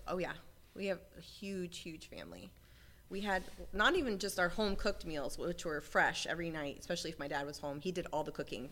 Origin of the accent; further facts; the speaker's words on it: Tampa, Florida, United States; I grew up in Tampa, Florida, in Ybor City area